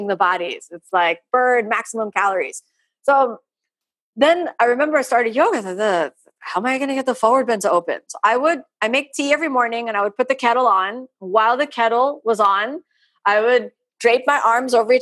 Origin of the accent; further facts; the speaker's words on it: Florida, United States; I'm from Florida, it's really warm here